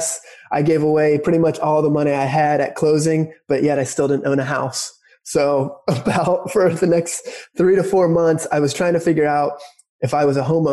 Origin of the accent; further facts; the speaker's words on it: Dayton, Ohio, United States; here in Cincinnati, or technically Dayton here in Ohio, in my hometown